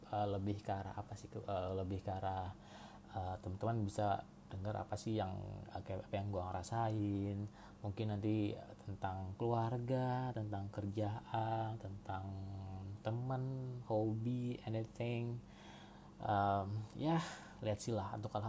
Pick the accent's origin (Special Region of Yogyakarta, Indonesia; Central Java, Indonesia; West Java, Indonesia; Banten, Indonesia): West Java, Indonesia; Cirebon; now in Jakarta, Indonesia; gue asli dari Cirebon dan harusnya sih sekarang gue stay di Jakarta karena kan kerjaan gue di Jakarta juga cuma sekarang gue lagi ada di rumah di rumah gue Cirebon